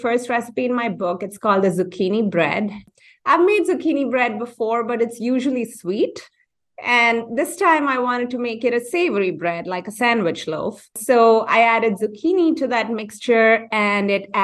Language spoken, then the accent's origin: English; India; moved away as an adult; now in United States; growing up in India, and my family has